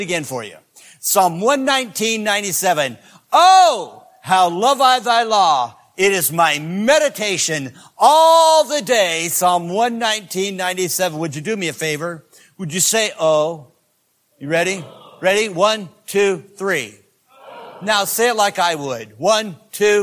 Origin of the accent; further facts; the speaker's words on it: Greenville, South Carolina, United States; I'm from Greenville, South Carolina